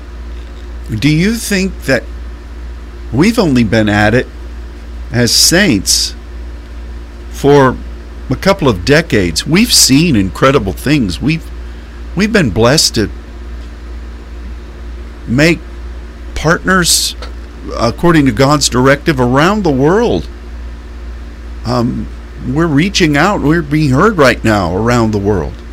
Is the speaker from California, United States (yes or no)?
no; Pittsburgh, Pennsylvania, United States; I grew up in Pittsburgh, Pennsylvania